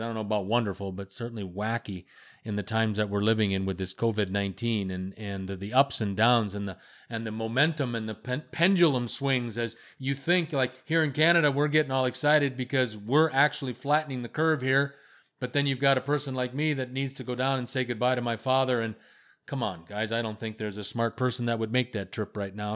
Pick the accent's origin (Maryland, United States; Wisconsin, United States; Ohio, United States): Wisconsin, United States; I'm from Wisconsin